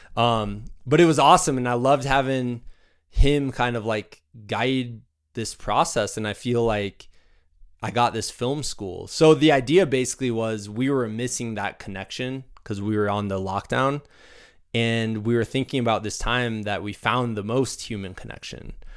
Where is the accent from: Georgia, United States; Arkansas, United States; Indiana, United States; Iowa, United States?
Iowa, United States; Muscatine; moved away; I grew up in Muscatine, Iowa